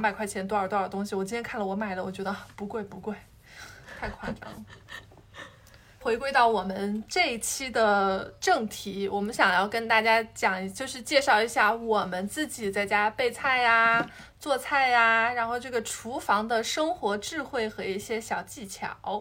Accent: Hubei, China; now in Shanghai, China; 我是湖北人，然后我们吃的东西就会重口味一点，然后又会很喜欢吃米饭

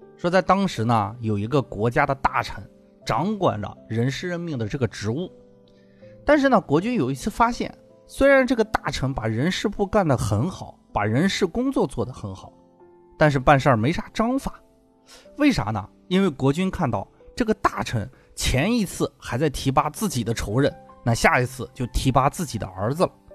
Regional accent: China; 我们中国人

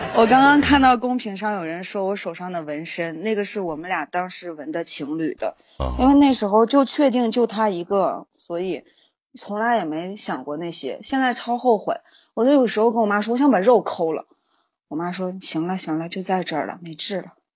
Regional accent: Baotou, Inner Mongolia, China; 内蒙古包头

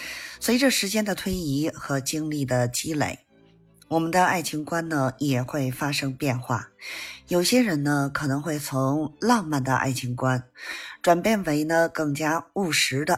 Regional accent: Beijing, China; 咱们下期节目再见

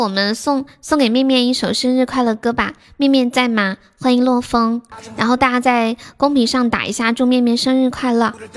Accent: Sichuan, China; moved away as an adult; also born or lived in Shenzhen; 我是四川的呀。我是四川的

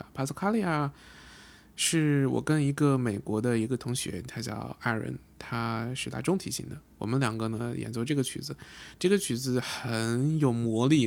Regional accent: China; 我作为中国人

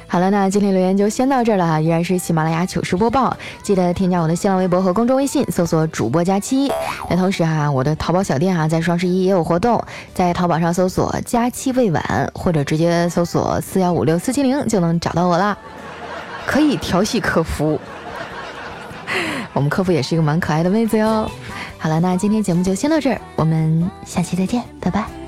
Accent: Northeast China, China; moved away; 你这个季节去我们那边已经下大雪了

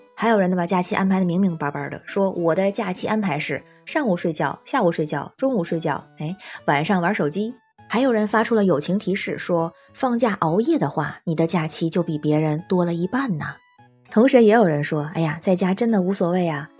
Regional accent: Tianjin, China; moved away as an adult; now in Beijing, China; 我是天津人，平时在北京工作

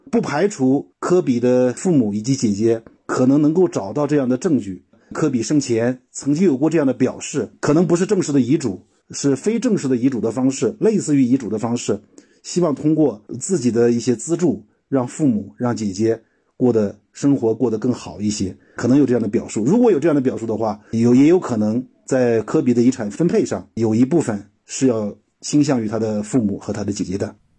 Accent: China; 我们中国人有叔叔，有舅舅，有娘娘，有姑姑

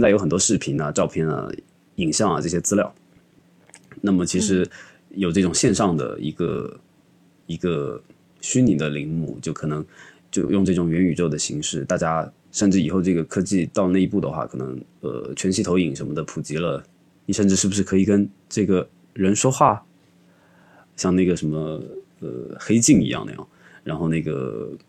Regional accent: Xiamen, Fujian, China; moved away; 我家在厦门嘛，其实我因为从小就在海边

